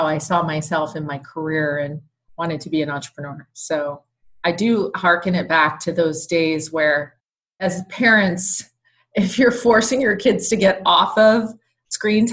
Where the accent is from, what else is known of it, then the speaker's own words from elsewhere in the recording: San Diego, California, United States; also born or lived in Tarrytown, New York; I grew up in sunny Southern California